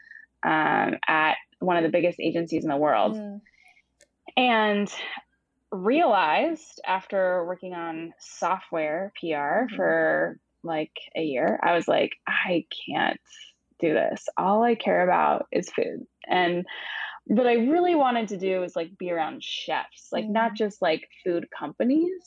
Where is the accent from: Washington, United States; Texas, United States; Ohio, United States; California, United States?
Washington, United States; Seattle; moved away as an adult; now in New York, United States; I am from Seattle originally